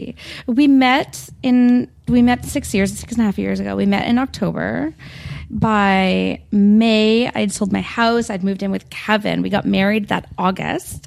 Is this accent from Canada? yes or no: yes; Stouffville, Ontario, Canada; now in Toronto, Canada; I grew up in Stouffville, so I mean, I know York